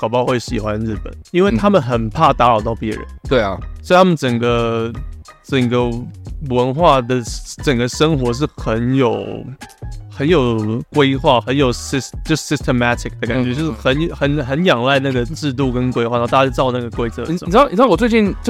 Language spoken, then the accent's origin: Chinese; Taiwan; 哦哦，你是说物价跟我们台湾差不多，可是可是我们台湾人赚的东西不多，